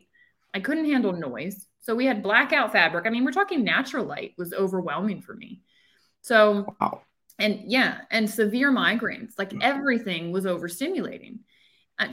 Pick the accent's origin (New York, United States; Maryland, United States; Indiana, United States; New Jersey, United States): Maryland, United States; Annapolis; also born or lived in Charlottesville, Virginia; So I grew up in Maryland. I grew up right outside of Annapolis, Maryland